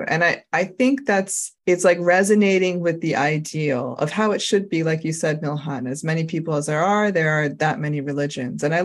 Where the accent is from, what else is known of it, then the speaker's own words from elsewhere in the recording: United States; I'm super American